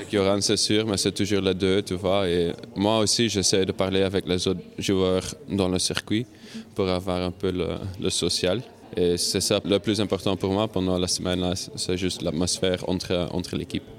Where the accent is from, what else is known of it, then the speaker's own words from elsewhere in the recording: Hasselt, Flanders, Belgium; ici, chez moi à Celt